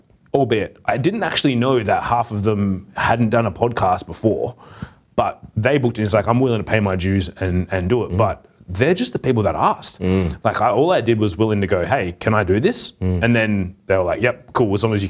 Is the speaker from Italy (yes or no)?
no; Perth, Western Australia, Australia; I'm from Perth.